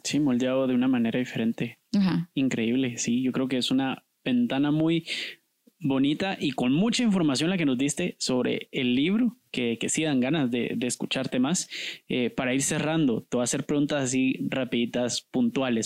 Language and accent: Spanish; Guatemala; yo sí me siento guatemalteco